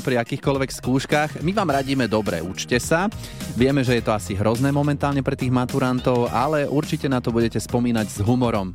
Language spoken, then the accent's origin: Slovak; Trnava, Trnava Region, Slovakia; u nás v Trnave